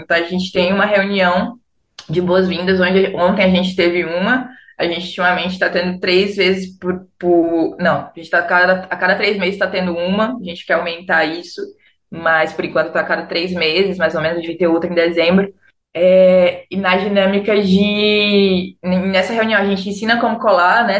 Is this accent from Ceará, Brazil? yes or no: yes; Fortaleza, Ceará, Brazil; moved away as an adult; now in Rio de Janeiro, Brazil; nesse tempo eu estava morando no Rio, mas eu sou de Fortaleza